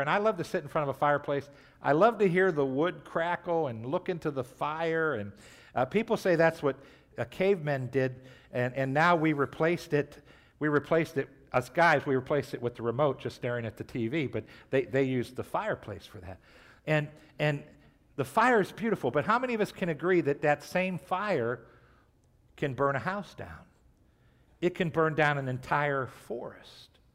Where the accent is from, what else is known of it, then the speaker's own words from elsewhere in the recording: Trumbull County, Ohio, United States; I grew up in Trumbull County